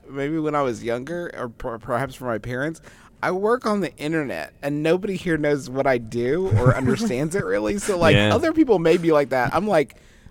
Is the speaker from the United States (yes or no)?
yes; Huntington, West Virginia, United States; in my hometown here of Huntington, West Virginia.